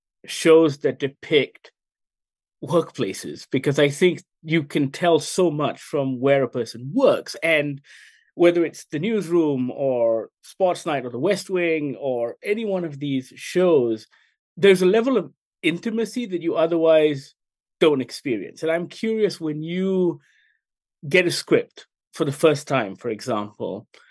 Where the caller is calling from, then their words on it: Kuala Lumpur, Malaysia; Hey, Nelson … I'm dialing in from Goggler in Kuala Lumpur, Malaysia.